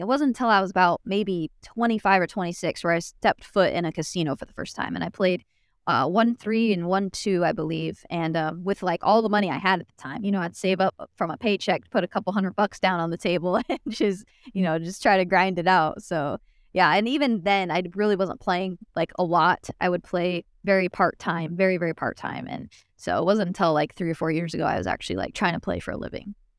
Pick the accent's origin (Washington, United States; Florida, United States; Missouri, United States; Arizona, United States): Arizona, United States; Phoenix; moved away as an adult; now in Dallas, United States; I was born and raised in Phoenix, Arizona